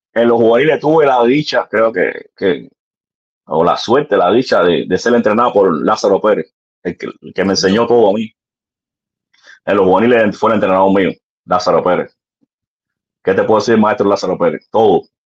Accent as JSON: {"language": "Spanish", "area": "Sagua la Grande", "region": "Villa Clara", "country": "Cuba", "tie": "born or raised there", "also_born_or_lived": "Ranchuelo, Cuba / Sitiecito, Cuba", "moved": "as an adult", "lives_now": "United States", "said": "Yo nací en Sabona Grande, Villa Clara"}